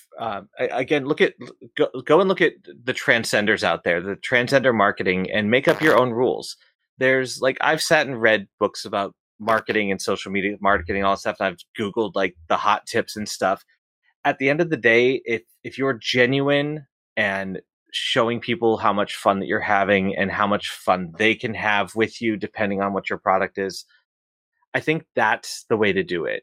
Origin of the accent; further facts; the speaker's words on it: Boston, Massachusetts, United States; I'm from Boston